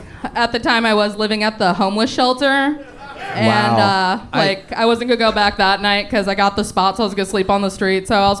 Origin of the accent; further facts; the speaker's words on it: Flagstaff, Arizona, United States; Born and raised in Flagstaff, Arizona.